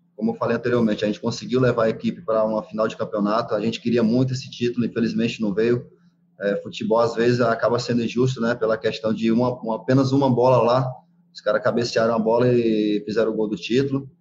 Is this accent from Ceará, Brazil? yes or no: yes; Fortaleza, Ceará, Brazil; moved away; eu fui para Fortaleza, na minha cidade natal